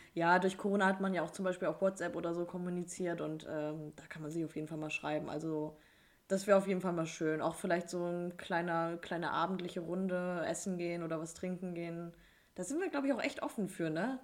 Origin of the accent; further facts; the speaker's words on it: the North, Northern Germany, Germany; Wir kommen ja aus dem Norden